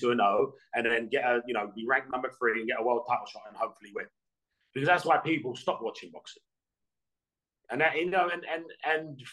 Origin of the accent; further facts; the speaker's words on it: Hounslow, London, United Kingdom; growing up in Hounslow